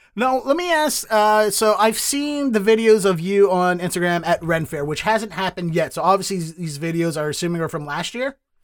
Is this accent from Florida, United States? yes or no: no; Baltimore, Maryland, United States; moved away as an adult; now in Boston, United States; I'm from Baltimore